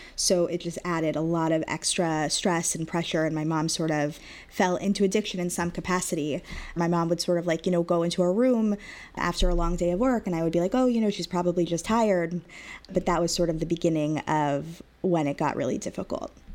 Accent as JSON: {"language": "English", "town": "Long Beach", "region": "California", "country": "United States", "tie": "born or raised there", "said": "I was raised, born and raised in Long Beach, California"}